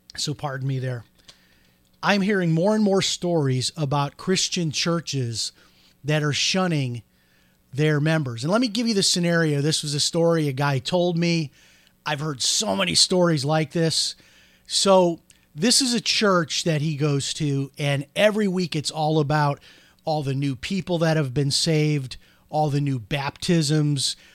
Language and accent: English; Chicago, Illinois, United States; now in Florida, United States; growing up outside of Chicago